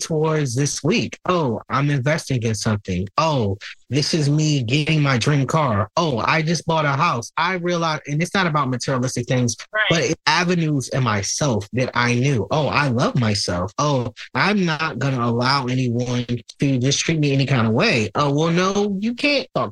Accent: Newport News, Virginia, United States; So I am a Newport News City resident, born and raised in Hampton Roads, Virginia. I grew up a LGBT kid in the Hampton Roads area

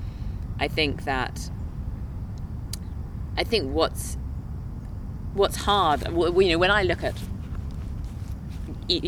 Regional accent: England, United Kingdom; now in Minnesota, United States; I'm from England

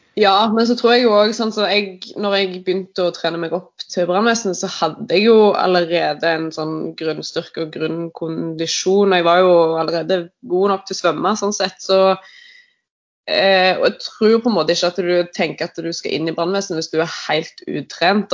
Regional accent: Rogaland, Norway; now in Asker, Norway; Jeg er opprinnelig fra Rogaland, men bor nå i Asker

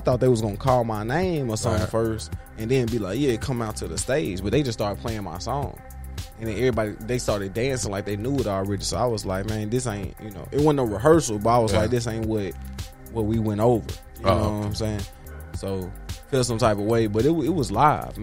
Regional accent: Tennessee, United States; now in Houston, United States; I'm from Tennessee. I'm from Tennessee, Tennessee

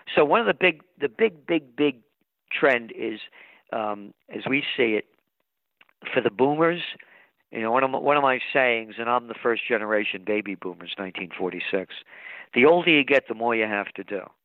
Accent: United States; I'm an American

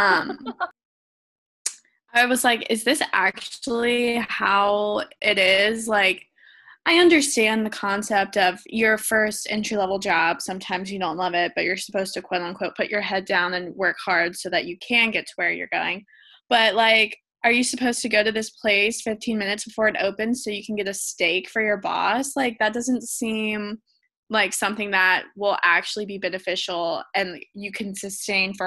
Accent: the South, United States; growing up in the South

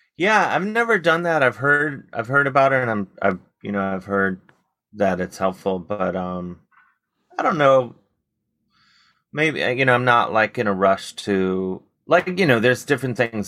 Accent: Cleveland, Ohio, United States; growing up in Cleveland

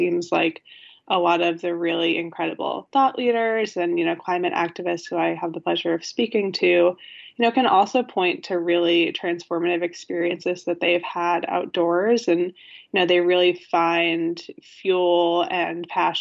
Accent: Connecticut, United States; moved away as an adult; now in New York City, United States; I grew up in Connecticut.

